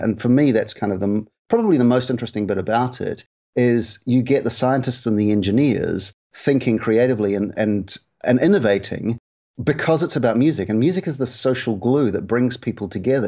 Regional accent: New Zealand; moved away as an adult; also born or lived in United Kingdom; I'm from New Zealand originally, where I was in radio for a long time

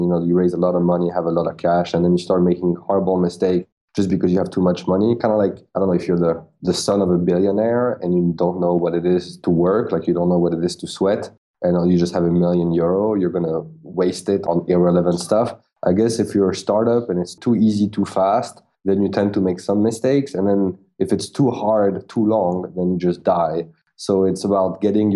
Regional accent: France; English is a second language; I'm like a French guy in New York with a big startup

